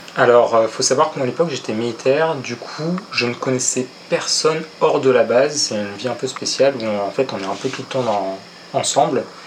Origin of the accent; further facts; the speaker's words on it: Paris, Île-de-France, France; moved away; also born or lived in Mont-de-Marsan; je suis parisien d'origine